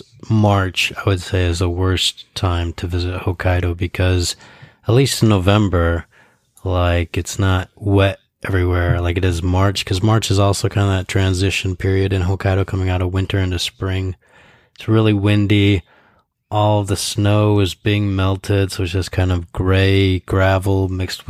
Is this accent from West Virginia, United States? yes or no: no; Ann Arbor, Michigan, United States; I grew up in Ann Arbor too